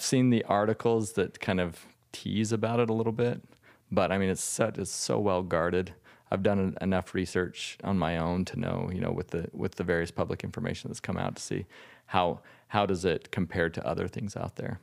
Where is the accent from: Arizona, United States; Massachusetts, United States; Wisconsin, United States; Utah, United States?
Utah, United States; I was born and raised in Utah